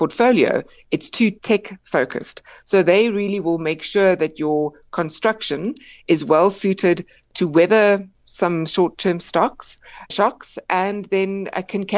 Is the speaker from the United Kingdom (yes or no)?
no; South Africa; as South African investors